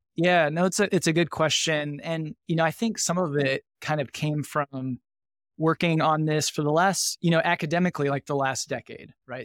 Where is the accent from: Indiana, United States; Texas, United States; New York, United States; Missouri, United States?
Indiana, United States; northern; I grew up in a, a small rural kind of farming manufacturing community in northern Indiana.